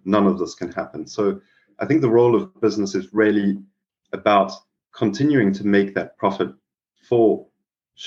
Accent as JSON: {"language": "English", "country": "South Africa", "tie": "born or raised there", "also_born_or_lived": "Mumbai, India", "moved": "yes", "said": "growing up in South Africa"}